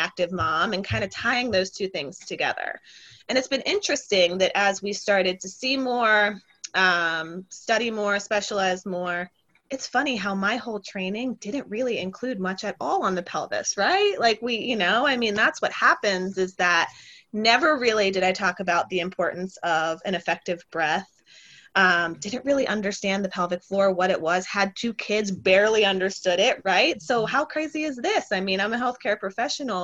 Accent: Philadelphia, Pennsylvania, United States; I am from Philly. I live here with my husband and two sons

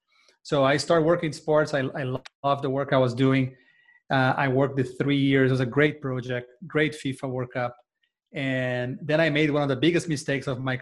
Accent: Brazil; accent: Brazilian; English is a second language; moved away as an adult; now in Atlanta, United States; I'm Brazilian, if you can notice by my accent, and I grew up in Brazil.

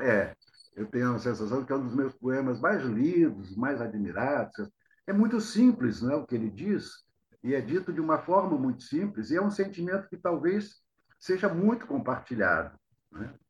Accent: Rio de Janeiro, Brazil; also born or lived in Itaperuna, Rio de Janeiro, Brazil; Eu fui criado no Rio, fui para o Rio com 10 anos, quando meus pais se mudaram

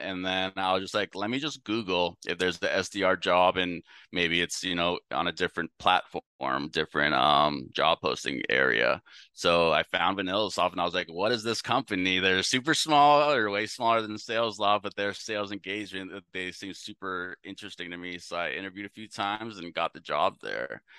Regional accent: San Francisco, California, United States; moved away as an adult; also born or lived in Louisiana / Texas; now in Dallas, United States; I'm up from the San Francisco Bay Area

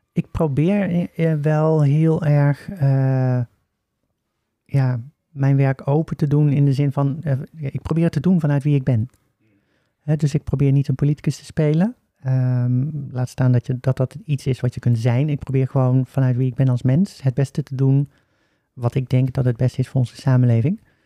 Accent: Oosterhout, North Brabant, Netherlands; accent: Brabants; also born or lived in Breda; Ik ben eh, geboren en opgegroeid in Oosterhout

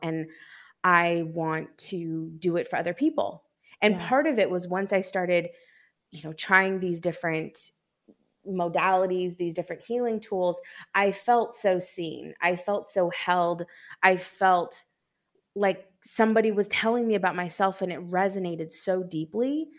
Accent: Seattle, Washington, United States; also born or lived in New York; now in Santo Domingo, Dominican Republic; from Seattle, Washington, and I'm currently in Santo Domingo in the Dominican Republic

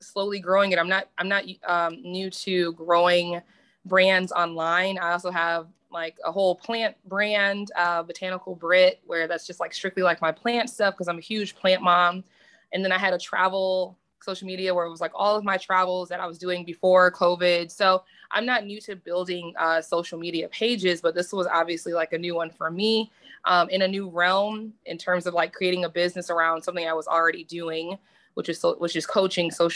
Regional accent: Detroit, Michigan, United States; moved away as an adult; now in Tulsa, United States; I'm originally from Detroit, Michigan, but now residing in Tulsa, Oklahoma

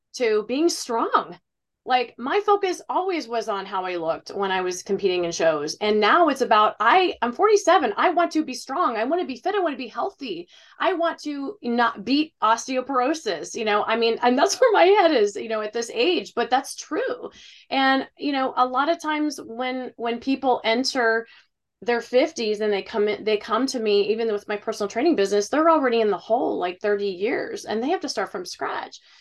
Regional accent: Ohio, United States; I'm from Ohio

